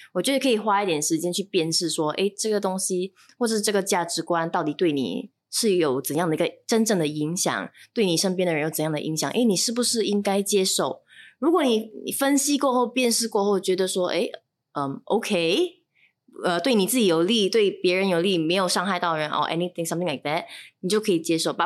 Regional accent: Shanghai, China; 因为你知道我来自上海

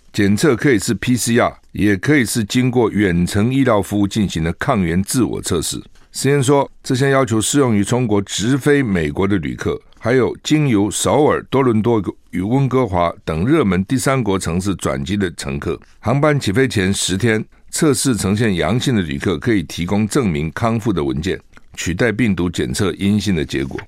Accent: Taiwan; 我们台湾人也是这样哈

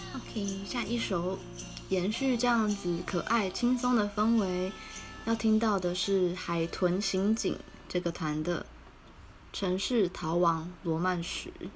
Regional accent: Taiwan; first language Taiwanese Hokkien; 身为台湾人，就是可能我，因为我从小讲台语

